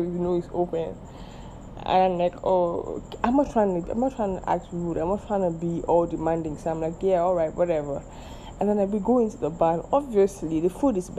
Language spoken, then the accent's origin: English; Nigeria; I am Nigerian